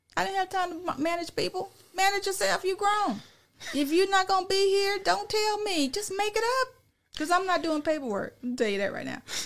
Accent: Illinois, United States; also born or lived in California; now in Dallas-Fort Worth, United States; I'm from Illinois

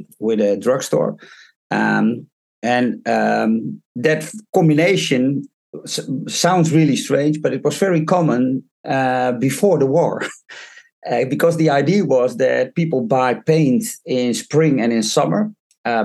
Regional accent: Haarlem, North Holland, Netherlands; moved away as an adult; now in Drouwen, Netherlands; I was actually born and raised in Haarlem, which is on the west coast of the Netherlands, in a city.

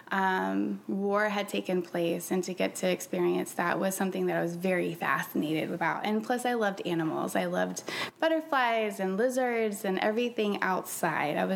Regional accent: Jackson, Mississippi, United States; born there; now in Florida, United States

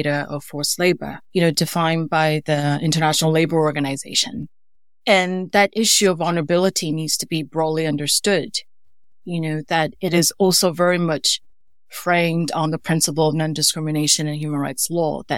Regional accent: Atlanta, Georgia, United States; moved away as an adult; also born or lived in Taipei, Taiwan; now in United Kingdom; So I hail from Taiwan and moved to the States when I was young. So I grew up in Atlanta, Georgia.

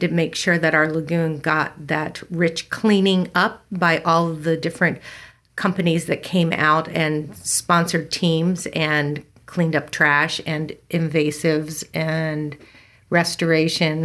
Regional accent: Newark, Delaware, United States; moved away as an adult; also born or lived in Elkton, Maryland / Dover, Delaware; now in California, United States; I grew up in Newark, Delaware, and then moved my formative years down to Dover and then up to the U of D for college

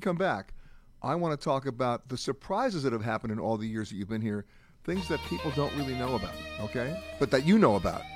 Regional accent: New York, United States; I'm an East Coast guy, right? So when I grew up in New York

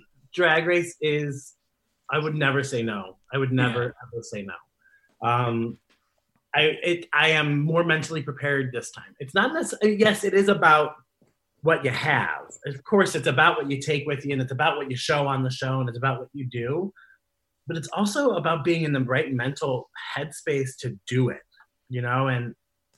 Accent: Columbus, Ohio, United States; booked myself at my hometown bar

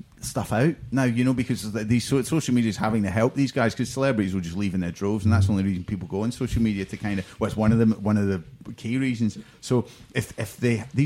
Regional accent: Scotland, United Kingdom; as a Scotsman

